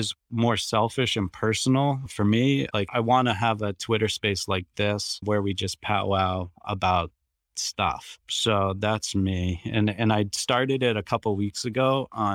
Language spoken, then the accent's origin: English; Boston, Massachusetts, United States; I'm from Boston. I have a coffee shop here called Blackbird Cafe